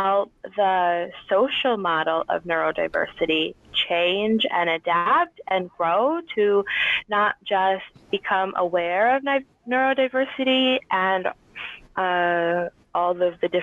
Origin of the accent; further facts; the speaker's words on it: Michigan, United States; now in Central Illinois, United States; I grew up in Michigan